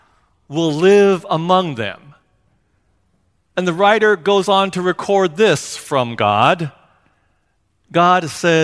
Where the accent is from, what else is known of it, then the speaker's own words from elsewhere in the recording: Seattle, Washington, United States; also born or lived in Hawaii; our house growing up in Seattle